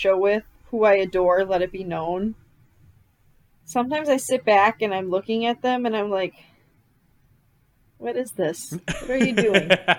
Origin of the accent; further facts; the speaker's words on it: Wisconsin, United States; accent: Wisconsin; I know I said that like the most Wisconsin person ever.